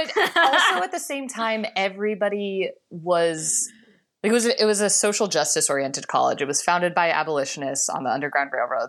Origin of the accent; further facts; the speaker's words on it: Denver, Colorado, United States; moved away as an adult; also born or lived in Iowa; now in Los Angeles, United States; I grew up in Denver, in Colorado.